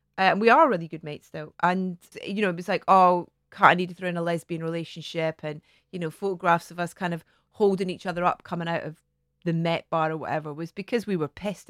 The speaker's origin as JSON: {"language": "English", "region": "Scotland", "country": "United Kingdom", "also_born_or_lived": "London", "moved": "as an adult", "said": "I'd kind of got down to London, away from Scotland."}